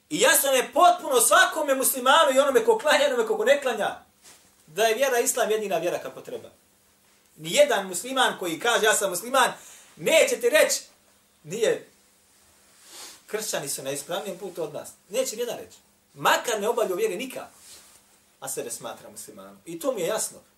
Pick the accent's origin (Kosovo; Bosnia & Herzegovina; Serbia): Bosnia & Herzegovina; ovdje kod nas u Bosni